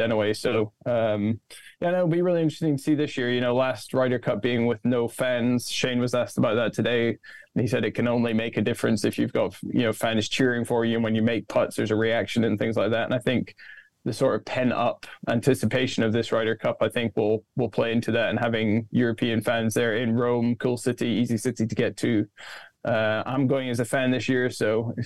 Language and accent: English; Scotland, United Kingdom; moved away as an adult; also born or lived in Florida; I'm from Scotland.